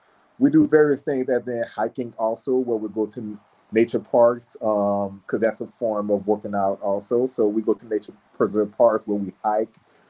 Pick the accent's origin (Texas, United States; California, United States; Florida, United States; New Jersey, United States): Florida, United States; South; also born or lived in Miami, Florida / Orlando, Florida / Tampa, Florida; now in Jacksonville, United States; I'm originally from South Florida